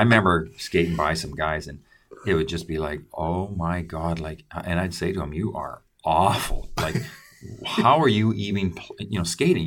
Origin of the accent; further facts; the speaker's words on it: Creston, British Columbia, Canada; my hometown, Creston